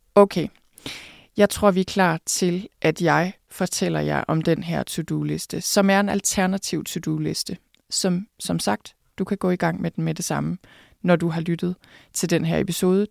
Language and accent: Danish; Thy, North Denmark Region, Denmark; jeg er vokset op på landet i Thy